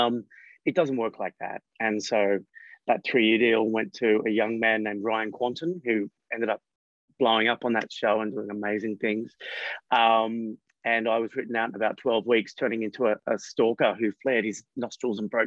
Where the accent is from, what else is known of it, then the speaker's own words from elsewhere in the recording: Coffs Harbour, New South Wales, Australia; I was living in a regional area that didn't have a lot of accessibility to youth theatre groups and things like that. So by the time I was a teenager, we had a local television station